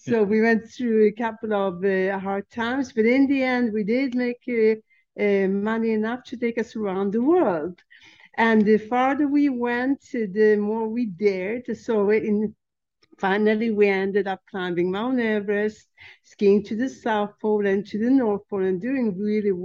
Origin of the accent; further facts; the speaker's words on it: Sweden; also born or lived in Czechoslovakia; which forced my mother to flee the country with myself and my kid brother. So she took us to Sweden